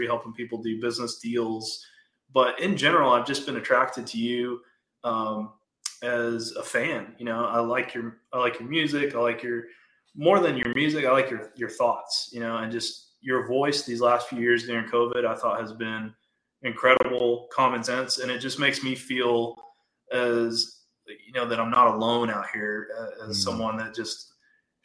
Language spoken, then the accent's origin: English; Wichita Falls, Texas, United States; moved away as an adult; also born or lived in Arizona; I grew up in Wichita Falls, which is North Texas near the Oklahoma border